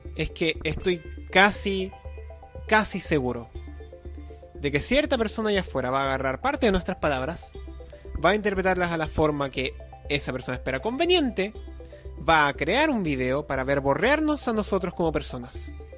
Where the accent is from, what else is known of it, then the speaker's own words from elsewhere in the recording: Chile; somos chilenos y nos gusta huevo.